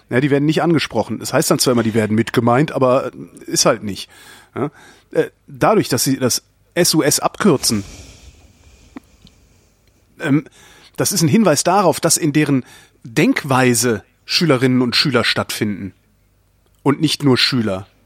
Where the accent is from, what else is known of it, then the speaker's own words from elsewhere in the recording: Switzerland; Ich bin Schweizer.